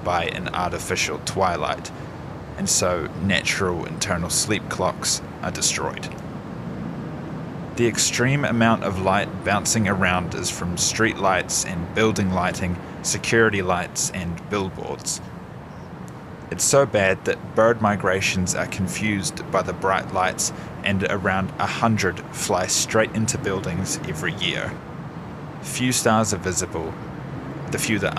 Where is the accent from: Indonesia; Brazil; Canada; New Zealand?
New Zealand; Gore, Southland; This is my hometown, Gore